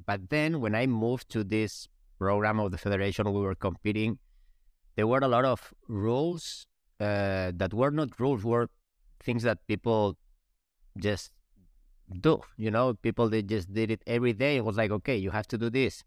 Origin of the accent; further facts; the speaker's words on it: Spain; English is a second language; moved away; We're from Spain.